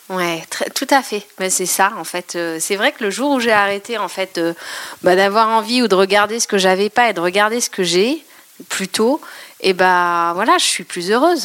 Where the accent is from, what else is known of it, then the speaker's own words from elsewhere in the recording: Eure-et-Loir, Centre-Val de Loire, France; also born or lived in Paris; je suis de Rédoire